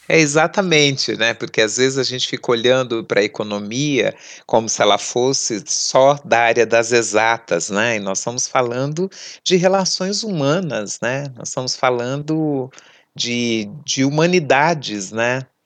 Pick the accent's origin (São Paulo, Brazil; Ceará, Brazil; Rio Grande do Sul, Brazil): São Paulo, Brazil; Eu venho da periferia leste da cidade de São Paulo, num bairro que o Estado só chegava por duas políticas